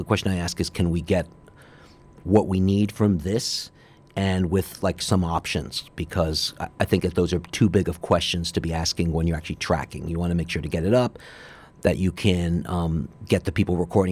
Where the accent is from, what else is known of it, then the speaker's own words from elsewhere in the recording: New York City, New York, United States; Growing up on the Upper East Side, my mom was a classical pianist